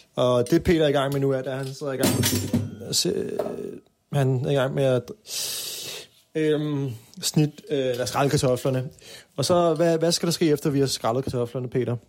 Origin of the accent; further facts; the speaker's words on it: Copenhagen, Capital Region of Denmark, Denmark; Jeg er vokset op på Østerbro